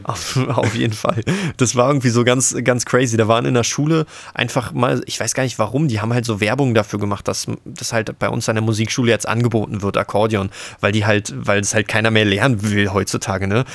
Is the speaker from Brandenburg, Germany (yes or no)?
yes; Frankfurt, Brandenburg, Germany; bin zurück in meine Heimatstadt gezogen, Frankfurt-Oder